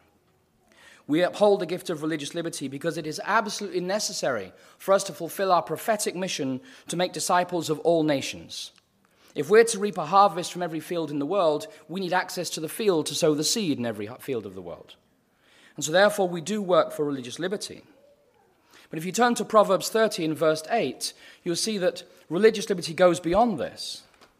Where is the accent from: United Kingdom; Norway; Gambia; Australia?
United Kingdom; now in United States; I'm a Brit